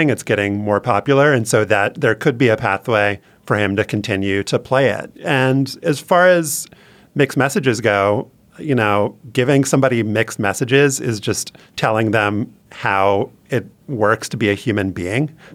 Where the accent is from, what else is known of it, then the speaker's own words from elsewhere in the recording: Louisiana, United States; but I think there is a community aspect growing up, not just growing up in Louisiana, um, to football